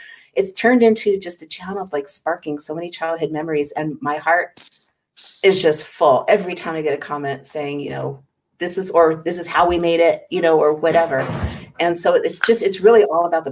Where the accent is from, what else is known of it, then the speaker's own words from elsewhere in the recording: Los Angeles, California, United States; also born or lived in Hollywood; I actually grew up in outside of L.A. in an area known as the Valley